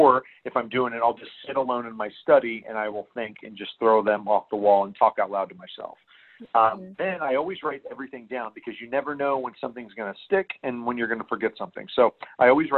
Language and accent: English; central Illinois, United States; also born or lived in Mesa, Arizona; I grew up in central Illinois